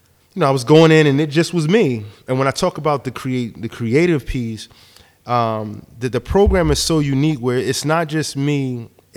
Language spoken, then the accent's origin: English; Newark, New Jersey, United States; also born or lived in East Orange, New Jersey; I'm from Newark, New Jersey, East Orange, Newark